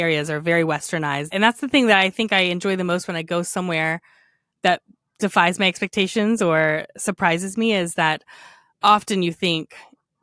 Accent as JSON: {"language": "English", "country": "United States", "said": "As an American"}